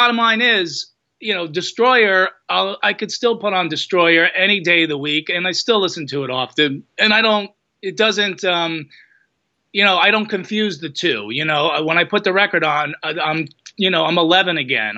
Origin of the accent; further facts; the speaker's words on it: New Jersey, United States; I'm from Jersey. You know, that's our weird way of showing affection